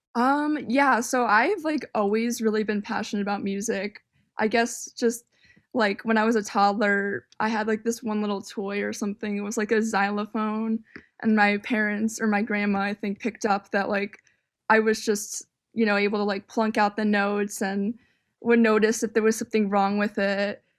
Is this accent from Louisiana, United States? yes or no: no; northern suburbs of Chicago, Illinois, United States; moved away as an adult; also born or lived in Miami; now in Chicago, United States; I grew up more on the suburbs, and, and the suburbs were, like, I feel like I got a good education growing up here